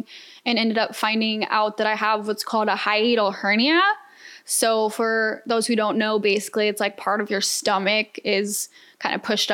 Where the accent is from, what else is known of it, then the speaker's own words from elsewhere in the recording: Atlanta, Georgia, United States; moved away as an adult; now in Houston, United States; I'm a Georgia peach, for those who don't know, born and raised in Atlanta